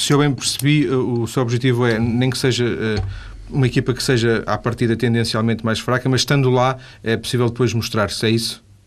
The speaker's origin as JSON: {"language": "Portuguese", "town": "Vila do Conde", "region": "Norte", "country": "Portugal", "said": "eu sou de Vila de Conde"}